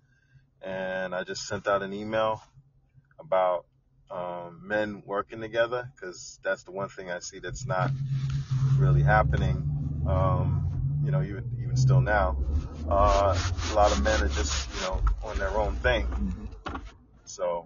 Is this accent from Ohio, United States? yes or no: no; New York City, New York, United States; I'm definitely Brooklyn born, Brooklyn raised, here all my life